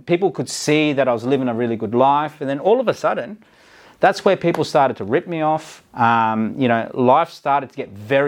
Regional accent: Malaysia; now in Australia; back in my home country, Malaysia

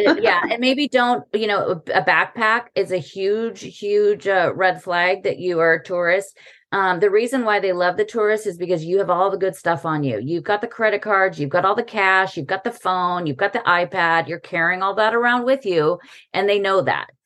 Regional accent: United States; now in Paris, France; as an American

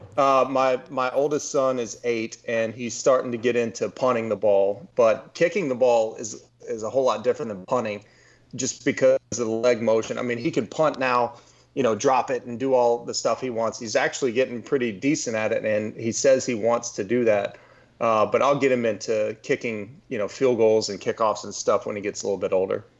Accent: Texas, United States; also born or lived in Louisiana; I grew up in Texas

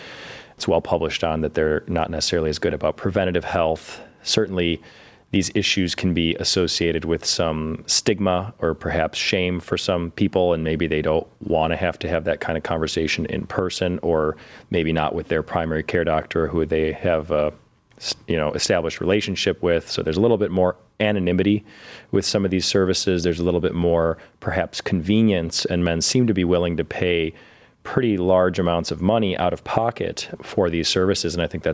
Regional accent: Cleveland, Ohio, United States; also born or lived in Toledo / Chicago; So I grew up here in Cleveland

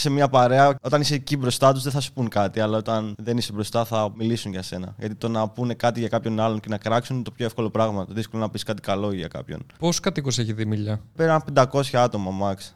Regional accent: Dimylia, South Aegean, Greece; Βρίσκομαι στο χωριό μου, στη Δημιλιά.

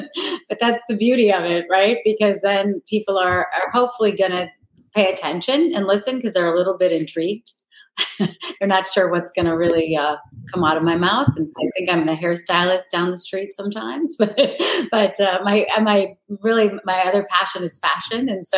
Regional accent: Minnesota, United States; Well, I'm from Minnesota, so I used to shoot in my backyard because that's what you do there.

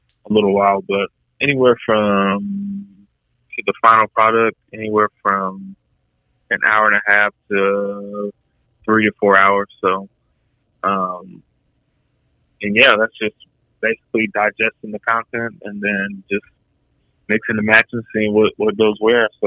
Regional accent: Atlanta, Georgia, United States; I'm from Atlanta

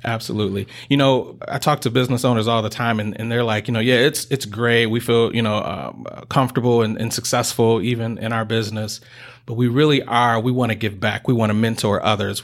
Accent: Detroit, Michigan, United States; moved away as an adult; now in Kalamazoo, United States; I uh, was raised on the east side of the state, uh, so I'm from Detroit, Michigan

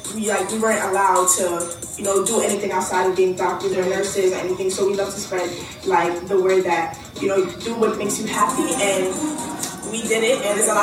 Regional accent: Brooklyn, New York, United States; We are 19-year-old entrepreneurs and we're from Brooklyn, New York.

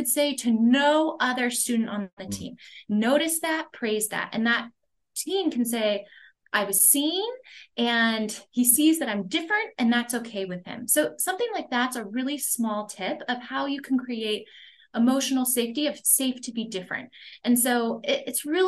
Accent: Los Angeles, California, United States; moved away as an adult; also born or lived in Boston; I'm from Los Angeles, so I was going to college in Boston

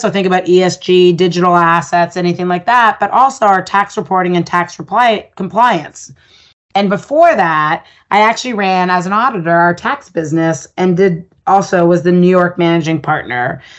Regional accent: Ottawa, Ontario, Canada; I grew up in Ottawa

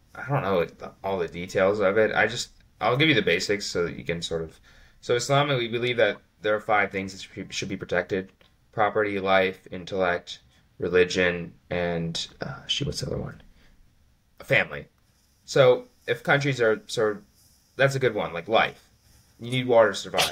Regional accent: United States; I'm an American

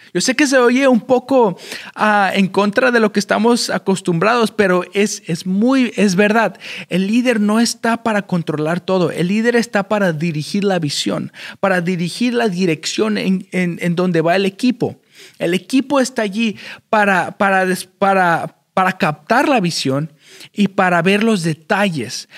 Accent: Chicago, Illinois, United States; moved away as an adult; also born or lived in Mexico City (Nezahualcóyotl), Mexico / Wisconsin, United States; now in Houston, United States; nací en la Ciudad de México, en, la colonia, creo que se le dice, de Neza o Nesa. o a, cuando tenía un año, llegué a Chicago, Illinois, en, los Estados Unidos, y de ahí crecí hasta los 18 años.

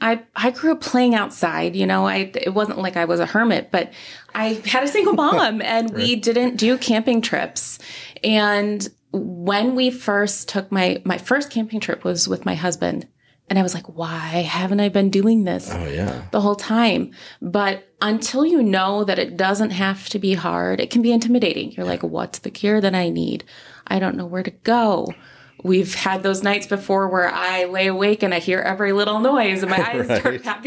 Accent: Midwest, United States; We moved to this state and we were like, oh, wow, you can do this year round. We came from the Midwest. You can't camp year round.

